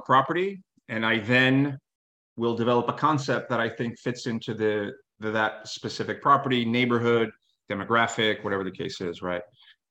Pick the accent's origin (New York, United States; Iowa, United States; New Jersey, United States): New York, United States; New York City; I come from New York City, right?